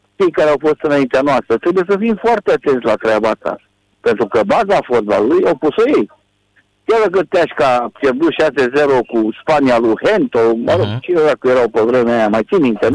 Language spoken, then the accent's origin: Romanian; Romania; sunt român